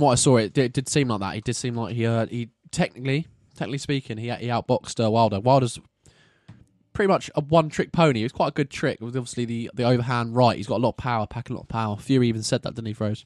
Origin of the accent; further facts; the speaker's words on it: England, United Kingdom; we're English boyos